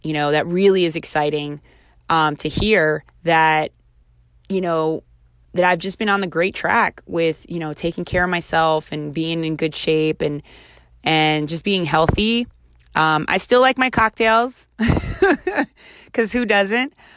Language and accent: English; Baltimore, Maryland, United States; close to the area which I was raised in Baltimore.